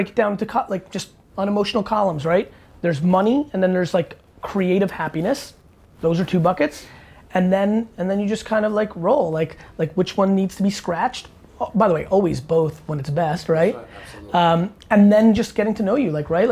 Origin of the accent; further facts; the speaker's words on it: New Jersey, United States; I'm 42 and from Jersey